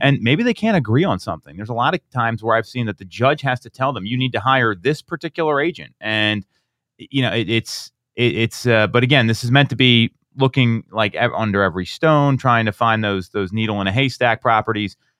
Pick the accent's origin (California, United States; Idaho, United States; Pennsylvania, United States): Pennsylvania, United States; Chester Springs; where I grew up out in Chester Springs